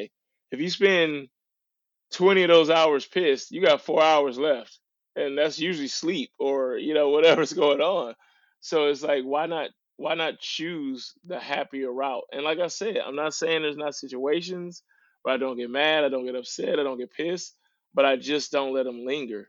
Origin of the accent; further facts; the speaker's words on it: St. Louis, Missouri, United States; also born or lived in Little Rock, Arkansas; I was born in Little Rock, Arkansas, which is, you know, considered the South of America. And then I was raised in St. Louis, Missouri, which was called the Midwest.